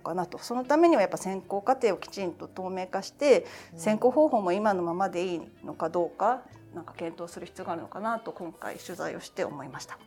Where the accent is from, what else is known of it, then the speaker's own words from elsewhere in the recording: Kanagawa, Japan; 神奈川県出身です